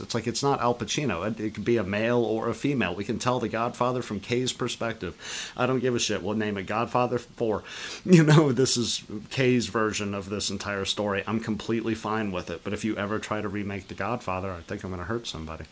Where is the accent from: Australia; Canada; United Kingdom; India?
Canada; coming out to you guys as Canadian